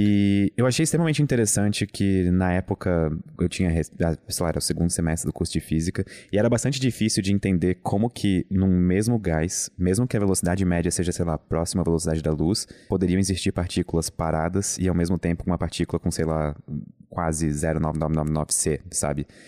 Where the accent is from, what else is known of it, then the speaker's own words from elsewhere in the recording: Brusque, Santa Catarina, Brazil; eu venho de Brusque